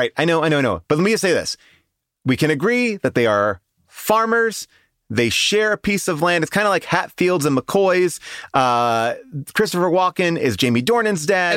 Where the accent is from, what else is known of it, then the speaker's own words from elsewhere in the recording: Ireland; as an Irish person